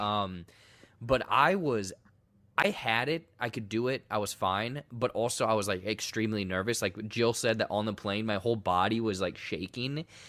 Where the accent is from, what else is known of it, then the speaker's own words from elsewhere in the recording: United States; I'm American